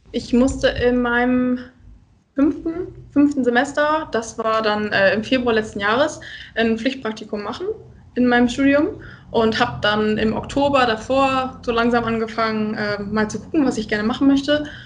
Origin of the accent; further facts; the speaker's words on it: East Frisia, Lower Saxony, Germany; moved away as an adult; now in Rostock, Germany; ich komme aus dem schönen hohen Norden, aus Ostfriesland